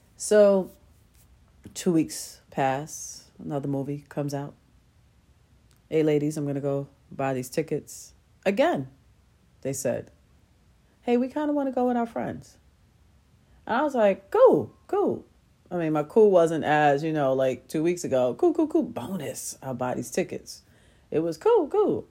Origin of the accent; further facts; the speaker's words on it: New York City, New York, United States; I grew up in Queens